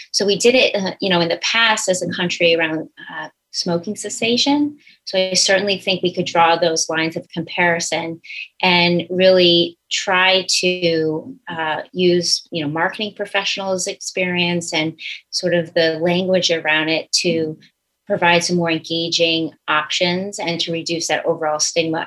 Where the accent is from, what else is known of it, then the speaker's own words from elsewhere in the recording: Billerica, Massachusetts, United States; I grew up in Billerica, Massachusetts, which is absolutely a sports town